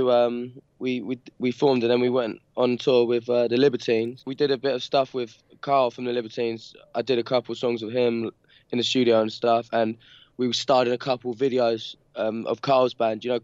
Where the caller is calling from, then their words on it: London, United Kingdom; Um, London, uh, Peckham in London.